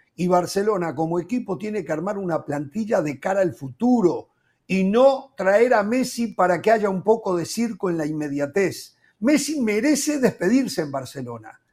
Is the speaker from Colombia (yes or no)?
no; Uruguay; como uruguayo